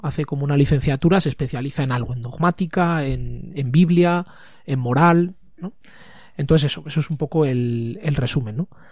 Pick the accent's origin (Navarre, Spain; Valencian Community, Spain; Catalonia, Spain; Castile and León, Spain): Navarre, Spain; Tafalla; now in Pamplona, Spain; estudié el colegio, el instituto, todo en, en Tafalla